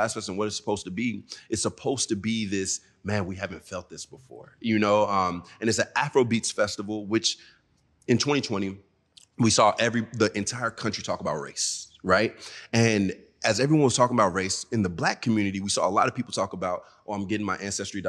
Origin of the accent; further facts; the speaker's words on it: the South, United States; And I'm from the South, so I wanted to hear a little bit more trap, you know?